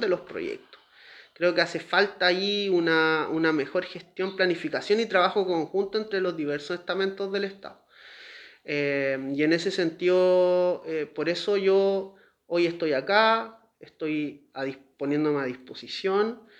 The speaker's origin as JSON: {"language": "Spanish", "region": "Valparaíso", "country": "Chile", "tie": "born or raised there", "said": "yo nací en el Hospital Van Buren, me atiendo en el Cefam Reina Isabel"}